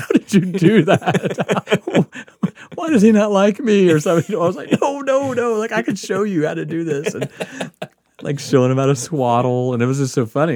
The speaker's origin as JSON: {"language": "English", "town": "Biloxi", "region": "Mississippi", "country": "United States", "tie": "born or raised there", "also_born_or_lived": "Kansas / Nebraska", "moved": "as an adult", "lives_now": "Portland, United States", "said": "growing up on the Gulf Coast where you just, there's always water"}